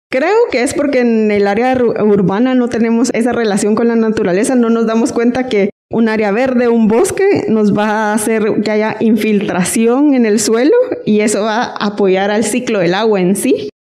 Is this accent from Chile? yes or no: no; Guatemala; tenemos tanta agua todos como país, como guatemaltecos